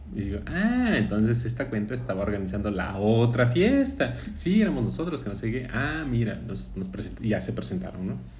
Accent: Jarocho, Veracruz, Mexico; aun cuando somos paisanos jarochos

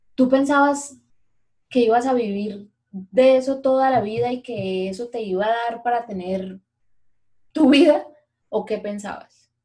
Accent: Bucaramanga, Santander, Colombia; los bumangueses no somos tan patriotas, tan regionales como los paisas

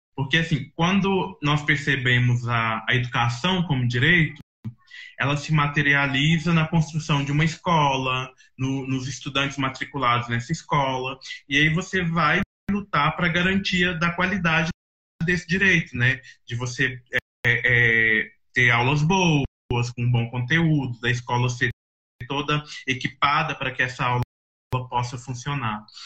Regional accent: Belo Horizonte, Minas Gerais, Brazil; moved away as an adult; now in Brasília, Brazil; eu acho que eu venho desse lugar, né, de um lugar onde eu cresci, onde eu fui me formando ali no, no Taquaril

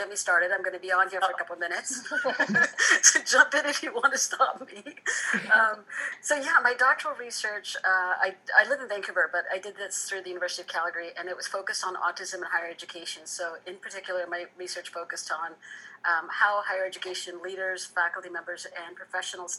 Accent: Fiji; I was born in Fiji

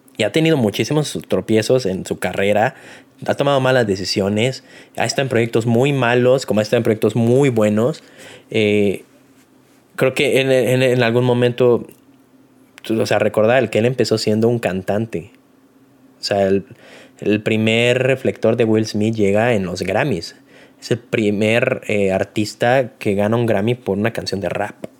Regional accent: Mexico; uno como mexicano

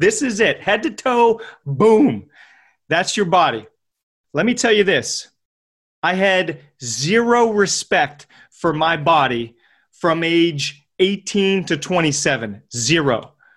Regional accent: Pittsburgh, Pennsylvania, United States; I'm from Pittsburgh, P

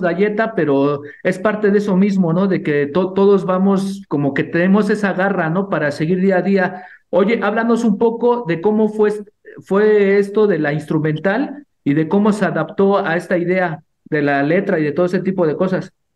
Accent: Mexico; como somos mexicanos

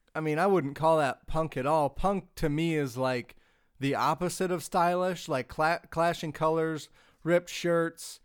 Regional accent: Michigan, United States; forty-five minutes away from where I grew up in Michigan

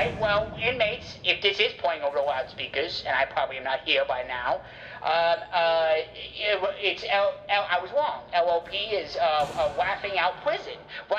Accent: Wales, United Kingdom; born there; because my accent. I wasn't born in the United States, I was born in Wales.

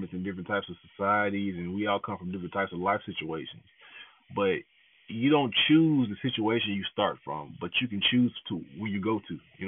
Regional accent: the South, United States; accent: southern; my southern accent is coming out a little bit

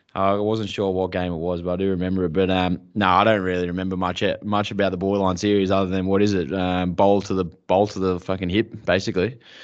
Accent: Mildura, Victoria, Australia; growing up in Mildura

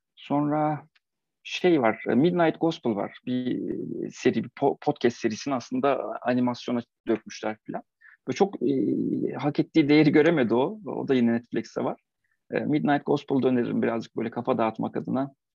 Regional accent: Eskişehir, Turkey

